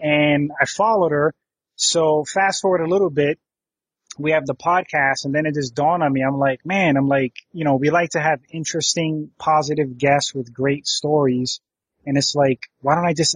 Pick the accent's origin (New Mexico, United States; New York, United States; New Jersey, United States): New York, United States; New York City; moved away; also born or lived in Connecticut; I grew up in New York and then totally different. And then I moved to Connecticut in 97, but I grew up in the inner city.